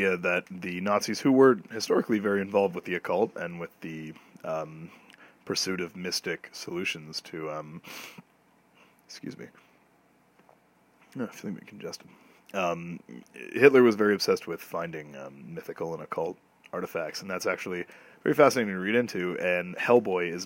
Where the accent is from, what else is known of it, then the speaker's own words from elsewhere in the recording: Canada; as a Canadian